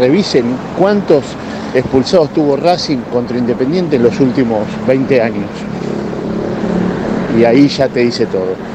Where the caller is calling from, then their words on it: Belgrano, Buenos Aires, Argentina; Hola muchachos, buenas tardes. Soy … de Belgrano.